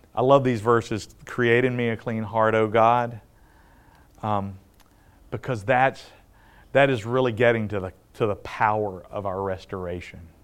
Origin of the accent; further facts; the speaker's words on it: the South, United States; I grew up in the South